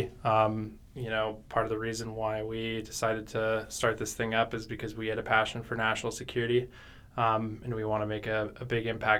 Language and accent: English; New Mexico, United States; moved away as an adult; now in Columbus, United States; I was born and raised in New Mexico